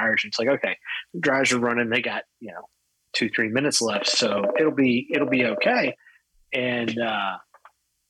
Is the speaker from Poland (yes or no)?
no; Fort Worth, Texas, United States; I was born in Fort Worth and raised just outside of Fort Worth, Texas